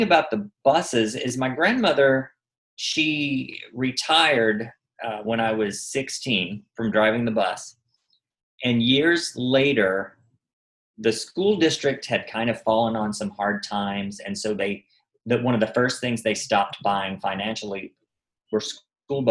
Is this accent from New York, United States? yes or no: no; Arkansas, United States; now in Los Angeles, United States; I grew up in Arkansas